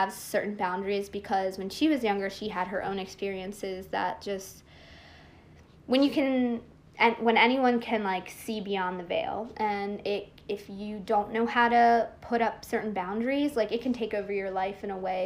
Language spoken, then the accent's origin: English; Bucks County, Pennsylvania, United States; also born or lived in Philadelphia, Pennsylvania / Abington, Pennsylvania; I moved into Bucks County when I was like 8-9 years old, and then I was pretty much raised there